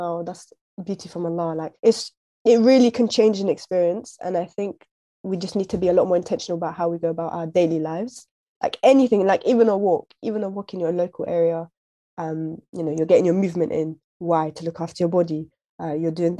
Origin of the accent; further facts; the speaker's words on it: United Kingdom; now in London, United Kingdom; We're British, we're British Muslims